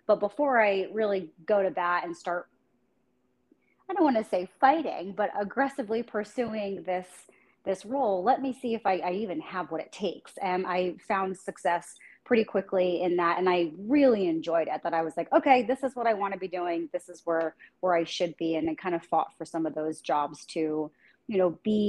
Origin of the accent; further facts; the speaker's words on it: New Jersey, United States; moved away as an adult; now in San Diego, United States; I was born and raised in New Jersey, so I'm a Jersey girl.